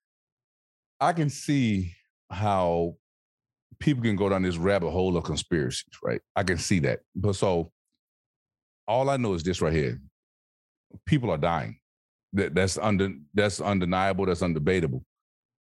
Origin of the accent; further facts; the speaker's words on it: Alabama, United States; I'm from Alabama